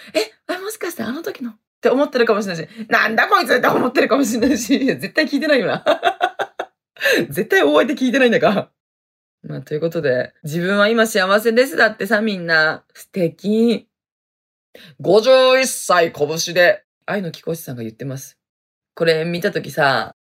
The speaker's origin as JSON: {"language": "Japanese", "region": "Hokkaido", "country": "Japan", "tie": "born or raised there", "also_born_or_lived": "Okinawa", "accent": "Hokkaido dialect", "moved": "as an adult", "said": "私はね、めちゃめちゃ北海道弁ですね。生まれも育ちも北海道でございますね。"}